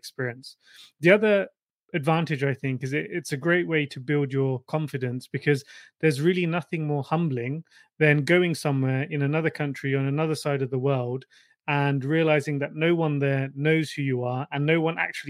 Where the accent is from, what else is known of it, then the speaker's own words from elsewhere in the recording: Hampshire, South East England, United Kingdom; moved away as an adult; also born or lived in London / Switzerland / Japan / Stockholm, Sweden; now in Copenhagen, Denmark; when I was 18, I moved from Hampshire to London for university